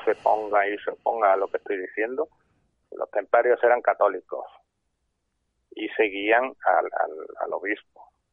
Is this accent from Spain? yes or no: yes; Córdoba, Andalusia, Spain; yo soy de Córdoba